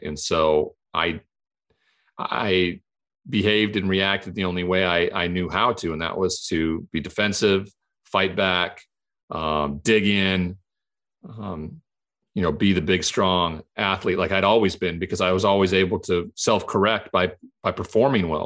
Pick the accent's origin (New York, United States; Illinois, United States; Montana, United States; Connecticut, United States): Montana, United States; the culture I grew up in in Montana where it was a cowboy culture